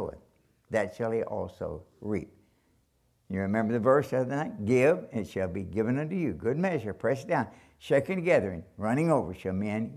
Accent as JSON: {"language": "English", "region": "Kentucky", "country": "United States", "said": "I'm from Kentucky"}